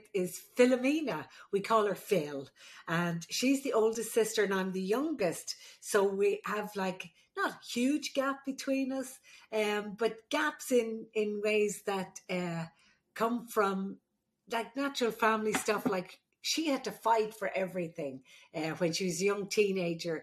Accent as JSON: {"language": "English", "country": "Ireland", "moved": "yes", "said": "the Irish midwife"}